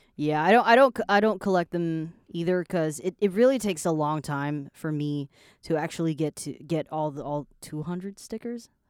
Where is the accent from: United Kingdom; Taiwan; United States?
Taiwan; I was born in Taiwan.